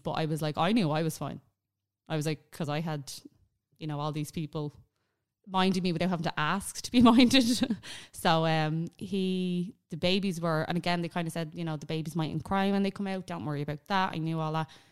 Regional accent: Ireland; we're Irish. It's our mentality.

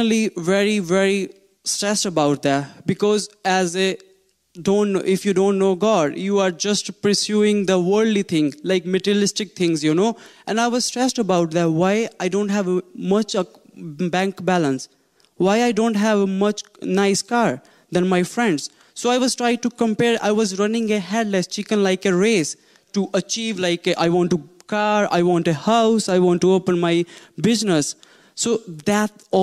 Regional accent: India; English is a second language; now in Ireland; I was born in India. And I come from very nice family

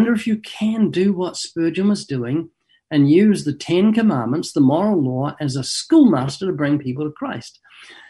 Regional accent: New Zealand; moved away as an adult; now in Southern California, United States; I was born twice in New Zealand. Got a slight accent, been living in Southern California for 32 years

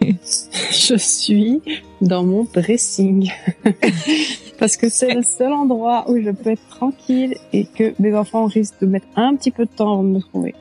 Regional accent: Brittany, France; moved away as an adult; also born or lived in Belgium; now in Carlsbad, United States; je viens de Bretagne en, bah, en France

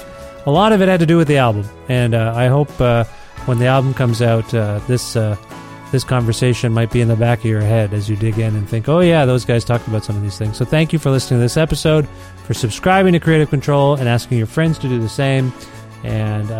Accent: Canada; I know I'm from Canada

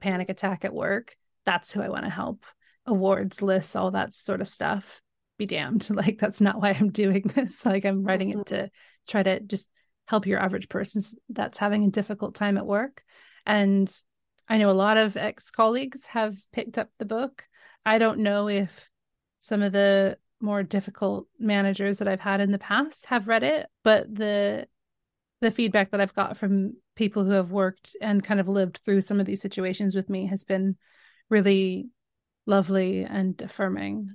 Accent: Northern California, United States; moved away as an adult; now in London, United Kingdom; I grew up in Northern California.

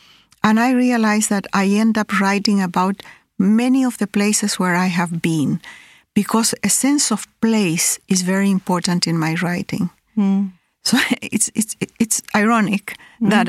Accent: Chile; also born or lived in Peru; I have been displaced all my life. I was born in Peru, then I was 3 years old when we moved to Chile.

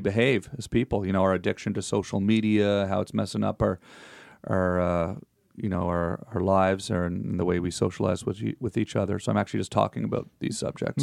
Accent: Canada; moved away as an adult; now in United States; I'm still Canadian also.

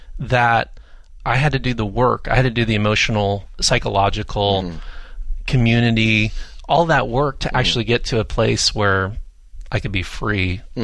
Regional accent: California, United States; I'm a Southern California native. I can't be far from the ocean.

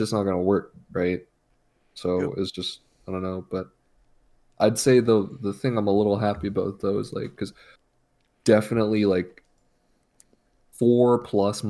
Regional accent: Canada; I'm Canadian

